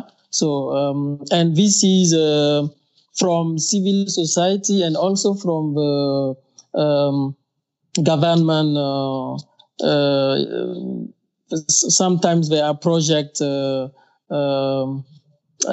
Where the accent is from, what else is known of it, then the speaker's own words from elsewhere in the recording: Burkina Faso; English is a second language; from Burkina Faso, a West African country.